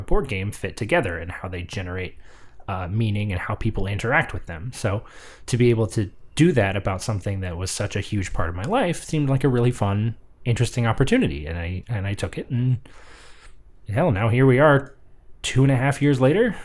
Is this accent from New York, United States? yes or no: no; The Woodlands, Texas, United States; born or raised there; moved away